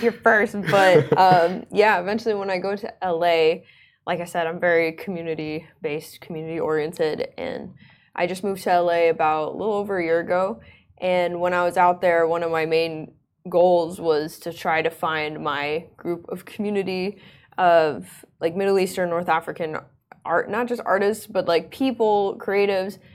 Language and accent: English; Oman; also born or lived in United States; I grew up in Oman most of my life